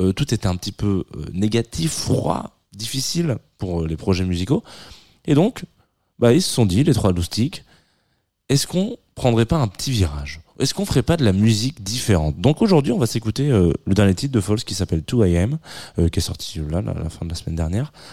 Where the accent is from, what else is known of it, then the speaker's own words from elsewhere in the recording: the South, southern France, France; je suis du Sud